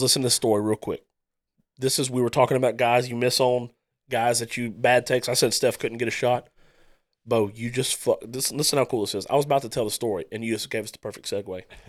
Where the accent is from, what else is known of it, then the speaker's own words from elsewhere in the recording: Starks, Louisiana, United States; growing up in Starks, I wanted to be the good guy